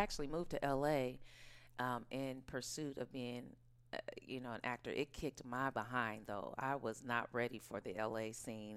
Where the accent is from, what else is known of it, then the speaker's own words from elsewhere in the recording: Oakland, California, United States; also born or lived in New York; I was born and raised in Oakland, California, right here.